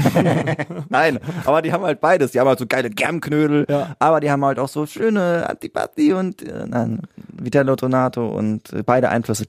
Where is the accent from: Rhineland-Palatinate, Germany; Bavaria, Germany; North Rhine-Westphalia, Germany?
North Rhine-Westphalia, Germany; Siegen; da wo ich geboren bin in der Stadt, in Siegen